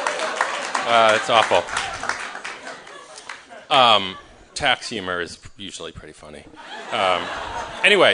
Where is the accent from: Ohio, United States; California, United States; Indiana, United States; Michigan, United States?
Michigan, United States; moved away; I grew up in Michigan, so I know a little bit about trees, because in the Midwest, everyone's kind of a farmer